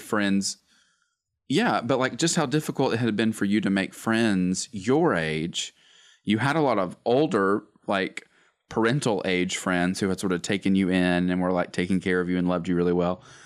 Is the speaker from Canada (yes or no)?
no; Gadsden, Alabama, United States; I was born and raised in Gadsden, Alabama, good old Northeast Alabama.